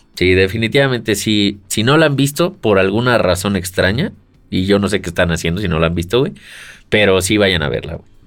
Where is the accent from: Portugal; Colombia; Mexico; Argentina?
Mexico; Yo soy mexicano